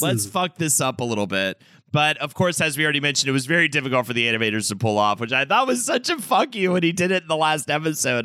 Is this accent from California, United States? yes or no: no; Charlotte, North Carolina, United States; moved away; also born or lived in New York City; as a kid growing up in Charlotte, North Carolina